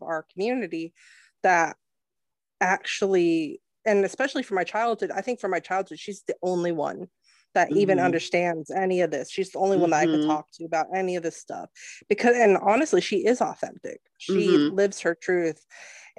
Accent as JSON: {"language": "English", "town": "Los Angeles", "region": "California", "country": "United States", "tie": "born or raised there", "said": "I grew up in Los Angeles"}